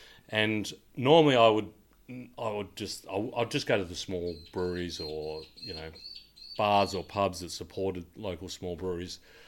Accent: Bendigo, Victoria, Australia; I grew up in Bendigo where it was VB or Carlton Draft, right?

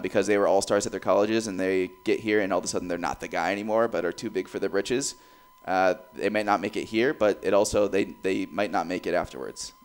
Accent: Cedar Rapids, Iowa, United States; now in Des Moines, United States; growing up in Cedar Rapids

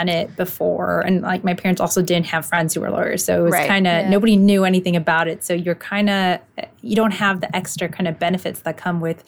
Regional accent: Los Angeles, California, United States; I grew up in LA and I love it, so I've stayed

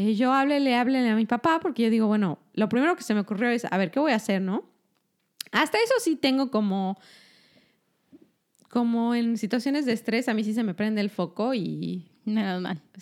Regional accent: Mexico; Yo soy mexicana.

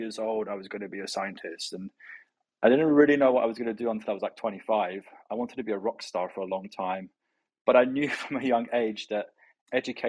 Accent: London, United Kingdom; We're ethnically Iranian. I grew up in London

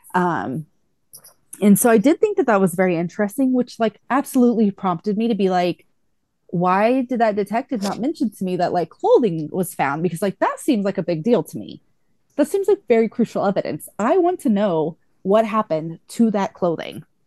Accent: Texas, United States; I grew up in Texas

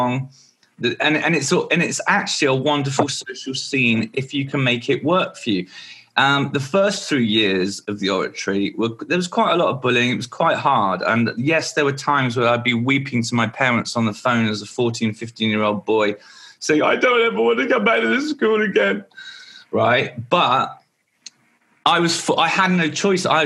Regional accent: Martin, South East England, United Kingdom; also born or lived in Maidenhead / Fordingbridge; In the 80s, I lived in a village called Martin near Salisbury

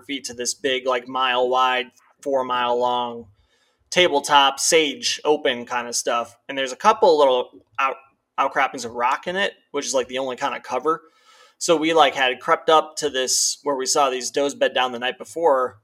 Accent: Midwest, United States; growing up in the Midwest

